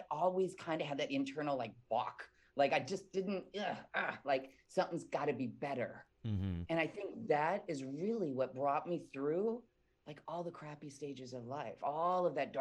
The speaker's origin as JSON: {"language": "English", "region": "Midwest", "country": "United States", "tie": "born or raised there", "said": "I was born and raised in the Midwest"}